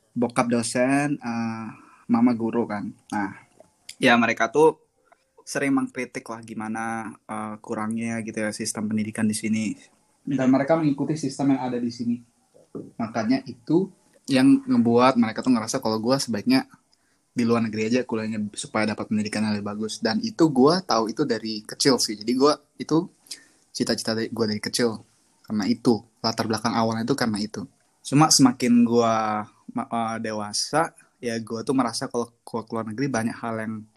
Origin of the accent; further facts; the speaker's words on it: Lombok, West Nusa Tenggara, Indonesia; moved away as an adult; also born or lived in Medan (ancestry) / Japan (exchange year); now in Beijing, China; gue dari kecil di Lombok gitu dan gue sampai besar terus pendidikannya di Lombok